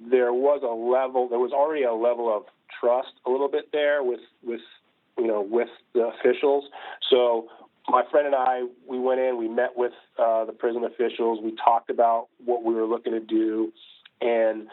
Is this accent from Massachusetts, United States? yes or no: yes; outside of Boston, Massachusetts, United States; I grew up outside of Boston